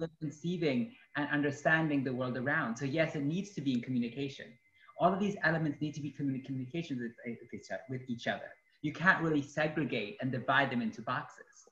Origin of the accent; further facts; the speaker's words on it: Guanajuato, Mexico; also born or lived in upstate New York; now in United States; I am an artist, activist, organizer, originally from Guanajuato, Mexico